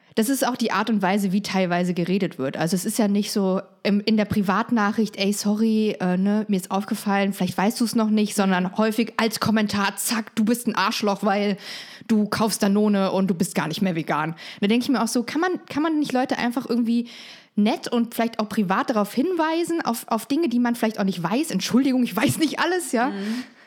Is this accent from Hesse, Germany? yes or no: yes; Frankfurt, Hesse, Germany; also born or lived in East Germany (GDR); Ich bin in Frankfurt groß geworden